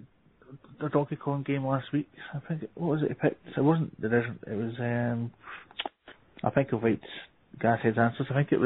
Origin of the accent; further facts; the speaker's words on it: Scotland, United Kingdom; I come from Scotland